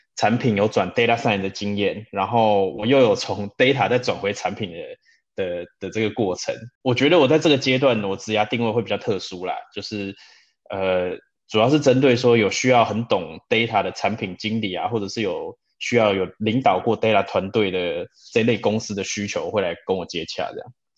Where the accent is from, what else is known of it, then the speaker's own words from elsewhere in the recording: Taipei, Taiwan; moved away as an adult; also born or lived in Munich, Germany; now in Berlin, Germany; 我来德国很多年了啦，我是在台北长大的。不过我退伍之后就决定到慕尼黑去实习